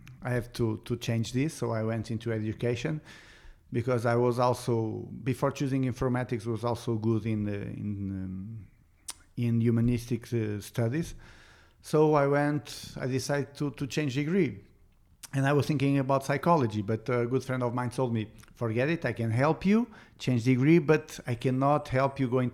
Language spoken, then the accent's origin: English; Montalegre, Norte, Portugal; also born or lived in Aveiro; I was born in Aveiro because my father was in the military. So I was in Aveiro for 2 years. After 2 years, my father went to the reserve. So we went back to Montalegre, and I stayed in Montalegre till I was 15 years old.